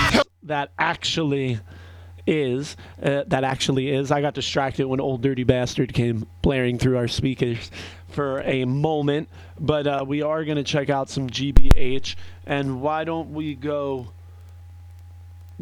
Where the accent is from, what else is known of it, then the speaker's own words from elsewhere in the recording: New Jersey, United States; I'm from Jersey